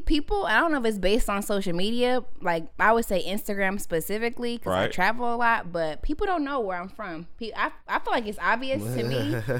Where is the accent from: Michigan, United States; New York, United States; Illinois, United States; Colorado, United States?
Michigan, United States; Grand Rapids; But I'm from Grand Rapids, Michigan, born and raised.